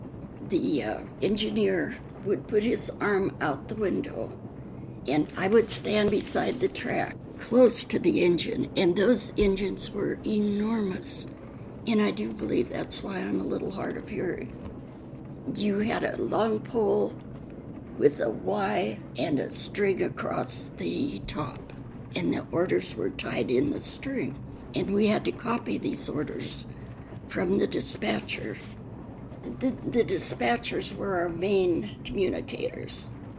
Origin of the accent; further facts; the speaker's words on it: Spokane, Washington, United States; also born or lived in Seattle / Wenatchee; previously …, born in Spokane, Washington, at the Deaconess Hospital, August 14, 1926. I grew up in somewhat in Seattle and a year in Wenatchee, but mostly in Spokane.